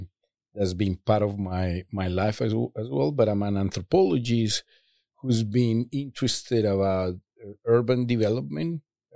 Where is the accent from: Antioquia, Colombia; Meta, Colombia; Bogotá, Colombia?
Antioquia, Colombia; Medellin; I grew up in Medellin, Colombia, which was at the time the most violent city of the world